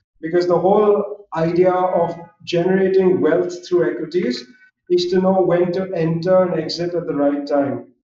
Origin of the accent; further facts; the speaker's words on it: Mumbai, Maharashtra, India; moved away as an adult; also born or lived in Philadelphia, United States; I grew up in Mumbai. I'm Zoroastrian myself. So we're a small Parsi community in Mumbai